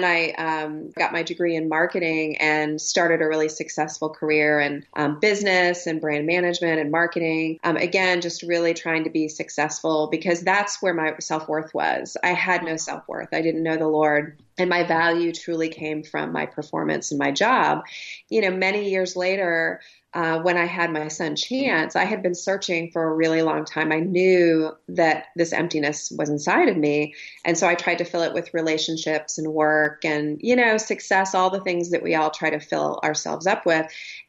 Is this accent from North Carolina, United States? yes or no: no; Ohio, United States; also born or lived in Oklahoma; I grew up in Ohio and Oklahoma, and everything looked really great on the outside.